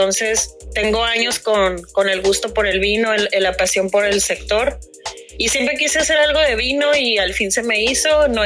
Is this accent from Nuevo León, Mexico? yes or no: no; Tijuana, Baja California, Mexico; now in Ensenada, Mexico; Soy tijuanense, pero vivo en Ensenada ya desde hace mucho.